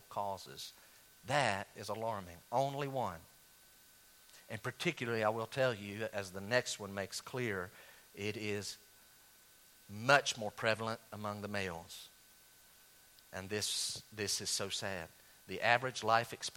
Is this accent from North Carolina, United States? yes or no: yes; Western North Carolina, United States; I was raised in Western North Carolina in the 1970s and 80s, all right, in the country